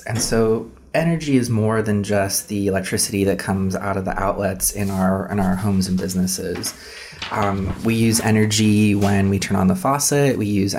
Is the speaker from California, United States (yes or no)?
yes; Inland Empire, California, United States; So I actually grew up here in the Inland Empire.